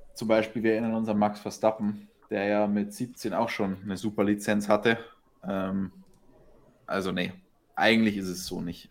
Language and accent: German; Germany; bei uns in Deutschland